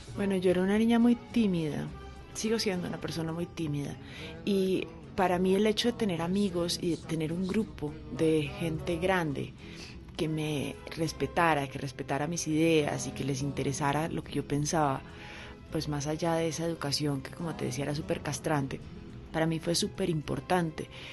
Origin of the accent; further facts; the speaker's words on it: Bogotá, Colombia; vivíamos en una casa de clase media, en Cedritos, mi papá trabajaba empleado de una, de una empresa de químicos y yo me crié con mi abuela